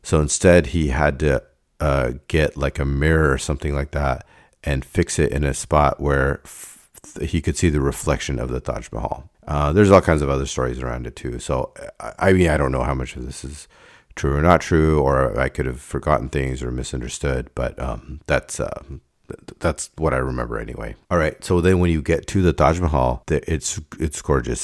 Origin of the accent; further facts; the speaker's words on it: Davis, California, United States; I started missing Davis as my home